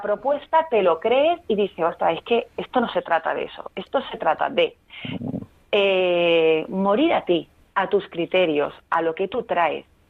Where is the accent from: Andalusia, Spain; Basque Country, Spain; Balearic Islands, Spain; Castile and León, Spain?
Andalusia, Spain; Málaga; moved away as an adult; also born or lived in Madrid; cuando me vuelvo a mi tierra, que es Málaga